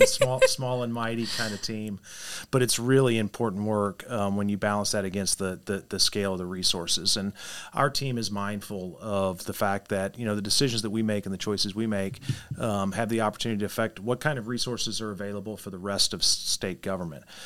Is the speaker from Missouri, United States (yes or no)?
yes; Poplar Bluff, Missouri, United States; my hometown of Poplar Bluff